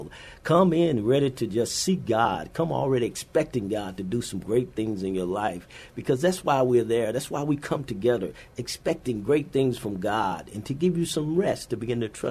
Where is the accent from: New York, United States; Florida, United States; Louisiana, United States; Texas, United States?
Louisiana, United States; moved away as an adult; also born or lived in Minot, North Dakota / Fairbanks, Alaska / Honolulu, Hawaii / Naples, Italy; now in San Antonio, United States; We're originally from Louisiana